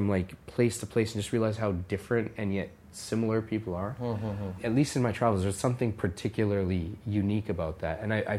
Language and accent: English; Canada; because it's birthplace of my family and, you know, in many ways it feels like roots, even though I was born and raised in Canada.